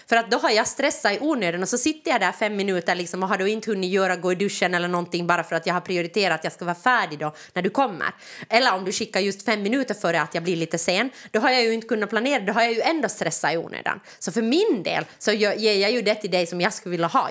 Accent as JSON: {"language": "Swedish", "town": "Jakobstad", "region": "Ostrobothnia", "country": "Finland", "tie": "born or raised there", "moved": "yes", "lives_now": "Helsinki, Finland", "said": "jag kommer ju från Österbotten, så det är ju ja. liksom, eller Jakobstad"}